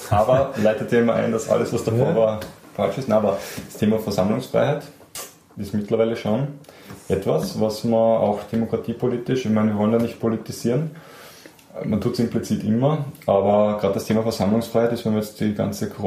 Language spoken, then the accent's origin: German; Austria; Und was mir persönlich als Österreicher besonders gefallen hat